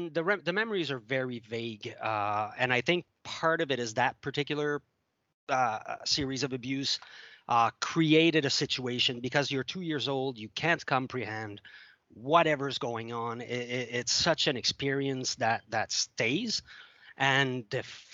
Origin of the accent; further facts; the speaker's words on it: Montreal, Quebec, Canada; first language French; English is a second language; moved away; also born or lived in Ottawa; I grew up in Montreal